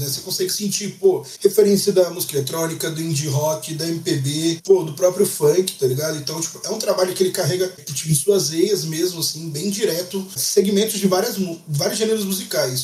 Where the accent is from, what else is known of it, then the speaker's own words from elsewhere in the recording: Brazil; a gente é brasileiro